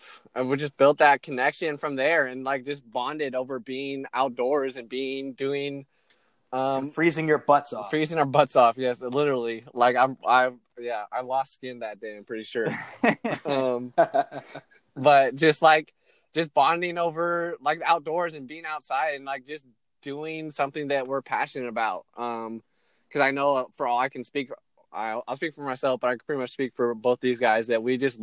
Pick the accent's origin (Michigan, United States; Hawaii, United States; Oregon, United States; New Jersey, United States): Hawaii, United States; now in Portland, United States; I was born in Hawaii, grew up there a little bit, moved around for a while, and I've ended up in Portland.